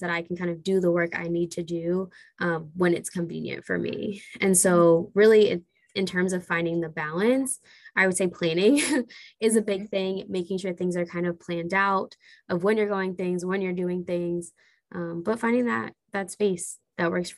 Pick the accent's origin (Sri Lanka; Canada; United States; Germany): United States; Philadelphia, Pennsylvania; moved away as an adult; now in Washington, DC, United States; I'm from Philly, which is super awesome. Moved to DC about 4 years ago.